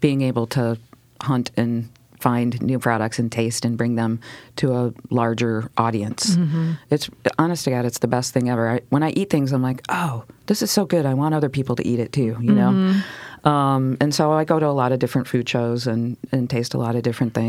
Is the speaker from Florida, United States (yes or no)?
no; Detroit, Michigan, United States; moved away; I grew up in Detroit